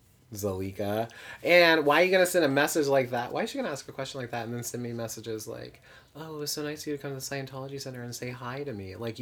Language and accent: English; Indiana, United States; I'm from Indiana, so, like, everyone was pregnant in my graduating class.